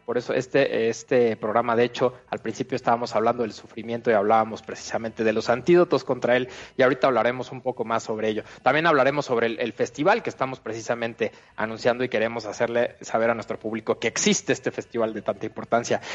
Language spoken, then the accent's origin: Spanish; Mexico; nos recuerda a los mexicanos